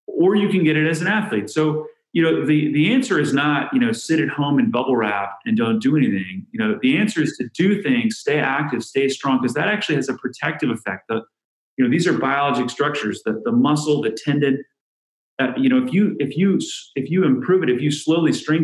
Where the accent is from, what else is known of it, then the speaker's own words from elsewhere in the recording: San Diego, California, United States; now in Chicago, United States; I'm from San Diego, California. I grew up doing playing water polo and surfing